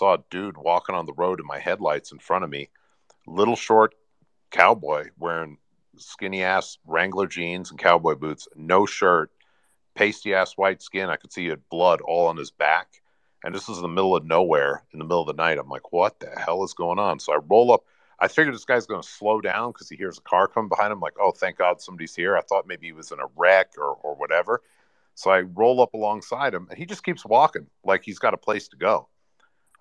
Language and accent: English; New York City, New York, United States; moved away; I grew up in New York City